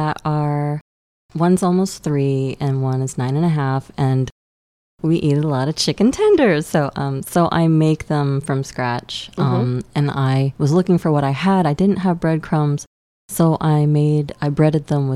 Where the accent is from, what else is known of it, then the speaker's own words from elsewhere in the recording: Jacksonville, Florida, United States; I'm from Jacksonville